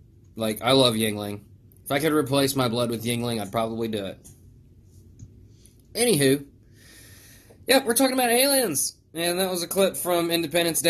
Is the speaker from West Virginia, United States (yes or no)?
yes; West Virginia, United States; I'm a mountain man from West Virginia.